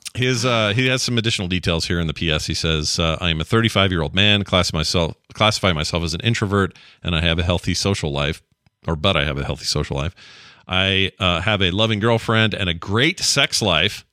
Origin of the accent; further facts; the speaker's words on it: Utah, United States; we're both from Utah, the land of pyramid schemes